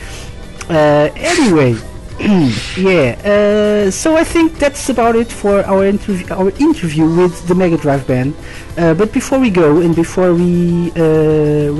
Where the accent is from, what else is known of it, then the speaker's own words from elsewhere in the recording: Portugal; accent: Portuguese; my wonderful Portuguese accent